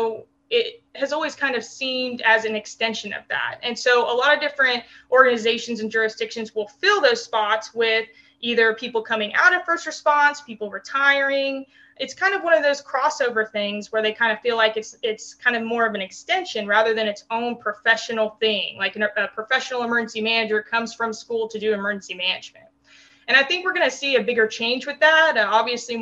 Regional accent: New Mexico, United States; also born or lived in Texas; now in Maryland, United States; I grew up in New Mexico, so we didn't have any sports teams

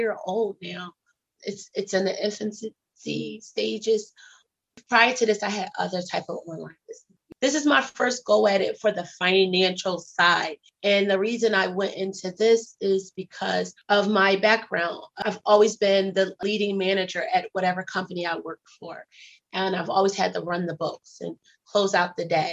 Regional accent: Philadelphia, Pennsylvania, United States; I'm originally from Philly. Yeah, I'm from Philadelphia

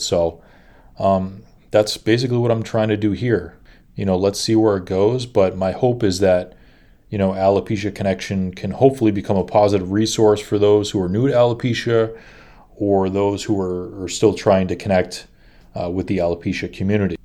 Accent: Boston, Massachusetts, United States; I'm from Boston

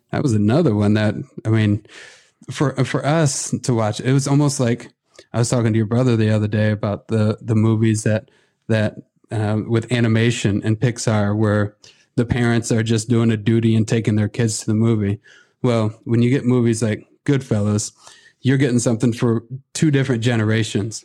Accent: Midwest, United States; also born or lived in Oklahoma; I grew up in the Midwest

